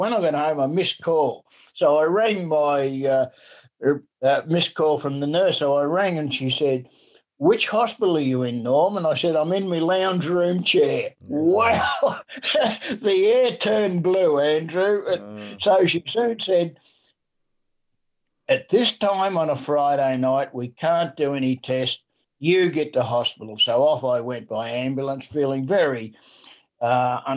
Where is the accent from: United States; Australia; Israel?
Australia; Dandenong, Victoria; also born or lived in Warburton, Victoria; I was born in Warburton up in the beautiful Yarra Valley, and I was really cutting up when we moved down into the city of Dandenong